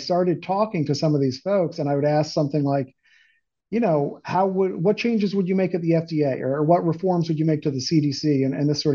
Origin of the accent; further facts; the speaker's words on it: Beacon, New York, United States; Upstate New York, about an hour north of the city, in a small city called Beacon.